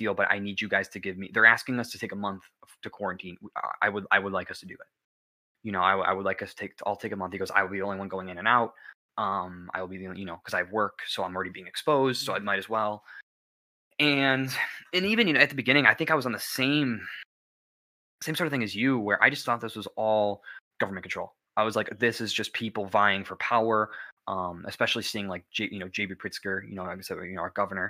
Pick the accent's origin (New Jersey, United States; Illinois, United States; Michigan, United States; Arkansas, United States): Illinois, United States; we're from Illinois